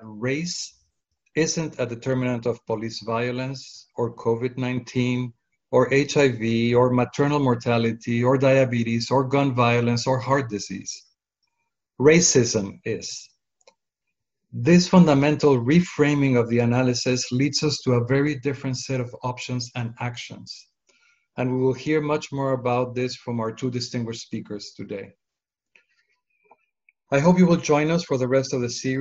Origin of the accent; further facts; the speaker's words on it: Mexico City, Mexico; moved away; I was a young boy living in Mexico City